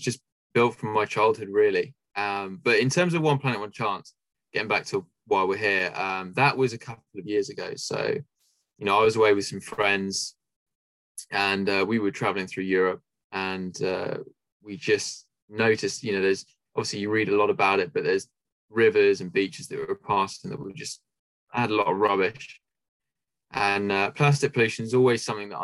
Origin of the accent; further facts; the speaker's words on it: Southampton, South East England, United Kingdom; also born or lived in Leeds; Yeah, so I'm from Southampton, which is basically in the south of the UK. And yeah, I've lived here all my life pretty much.